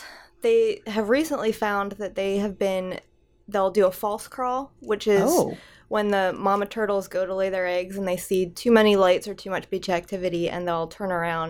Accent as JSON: {"language": "English", "region": "Pennsylvania", "country": "United States", "tie": "born or raised there", "moved": "yes", "lives_now": "Hilton Head, United States", "said": "I was born in Pennsylvania, landlocked."}